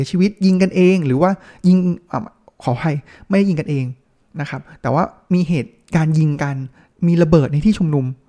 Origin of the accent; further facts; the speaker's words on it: Thailand; ประเทศเราก็เป็นประเทศที่อยู่ด้วยความเชื่อเนี่ยค่อนข้างเยอะ